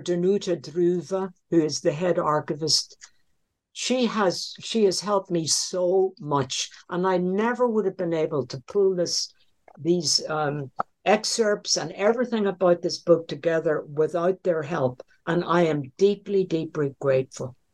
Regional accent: Northern Ireland, United Kingdom; moved away; the home I was brought up in in Northern Ireland

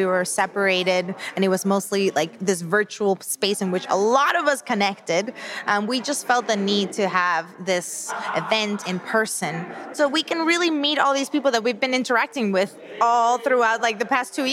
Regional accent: Panama; now in United States; I'm from Panama

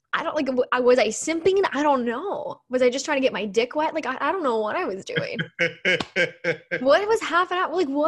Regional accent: Canton, Ohio, United States; now in St. Louis, United States; Yeah, I was born in Canton.

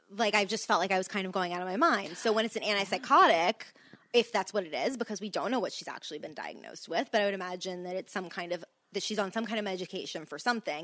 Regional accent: Louisiana, United States; I'm from Louisiana too

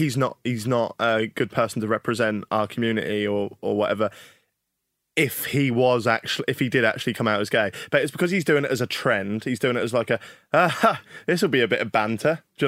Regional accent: Norwich, East of England, United Kingdom; I'm from

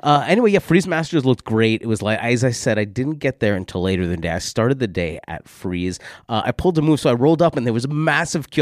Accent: New York, United States; now in London, United Kingdom; as a New Yorker

